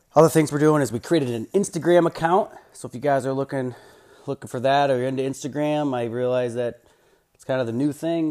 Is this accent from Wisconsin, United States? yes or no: no; Iowa, United States; I'm obviously an, an Iowa Hawkeye guy, growing up in Iowa